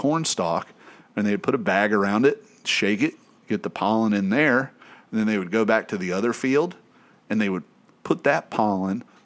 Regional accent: East Tennessee, United States; growing up in East Tennessee

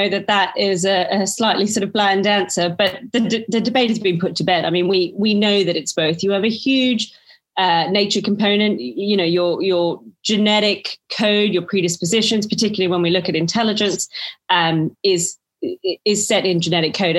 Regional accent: Australia; accent: Australian; moved away as an adult; now in United Kingdom; born to Greek parents, but born and raised in Australia, and have been in the UK, I think, for coming up 12 or 13 years now

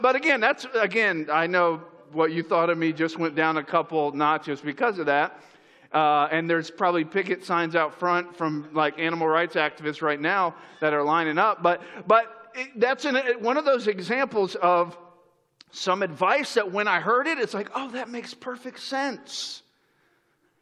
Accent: Florida, United States; moved away as an adult; also born or lived in upstate New York; I grew up in Florida

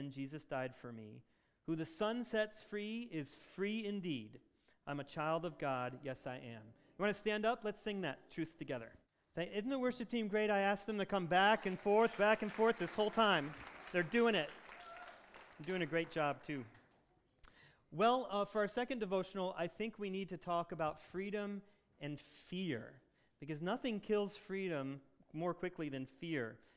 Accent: Michigan, United States; in Michigan, we love being Michiganders

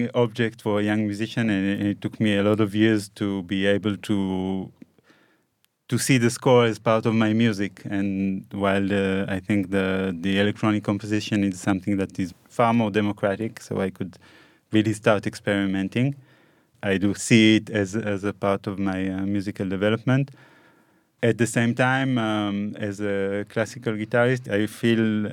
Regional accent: Haifa, Haifa District, Israel; I was born in Haifa in 1983.

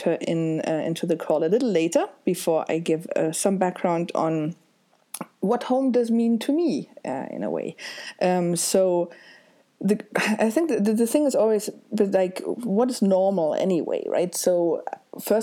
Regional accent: near Hanover, Lower Saxony, Germany; moved away as an adult; also born or lived in Hamburg; I was born in Hamburg and I grew up on a tiny village next to Hamburg for the first 4 years of my life before we then moved to my grandparents' house for about 9 months while our actual new house was built, and that was more near Hanover

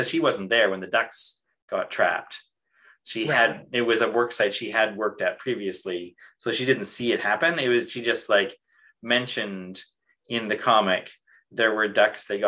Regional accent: Canada; moved away as an adult; also born or lived in Taiwan; my passport is from Canada.

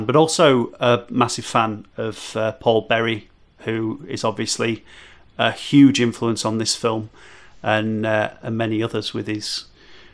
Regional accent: Yorkshire and the Humber, United Kingdom; I'm from Yorkshire

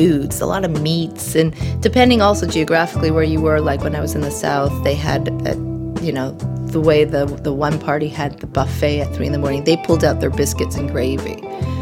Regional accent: Canada; As a Canadian

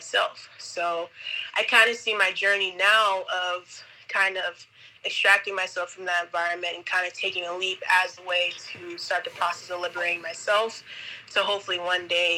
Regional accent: New Jersey, United States; also born or lived in Nevada; now in Manta, Ecuador; I was born in Jersey, but I moved here from Nevada. That's also where I went to college

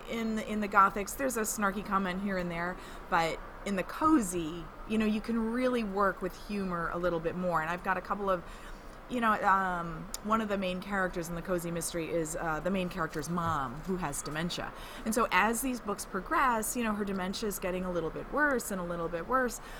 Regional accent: New Jersey, United States; I hail from New Jersey. Uh, I hail from southern New Jersey, which is quite a bit different from northern New Jersey.

